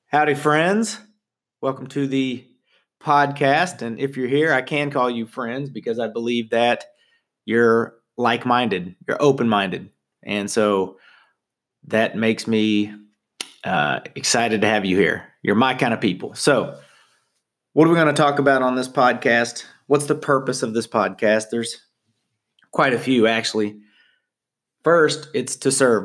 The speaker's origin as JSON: {"language": "English", "region": "Southern Indiana", "country": "United States", "said": "I'm from Southern Indiana"}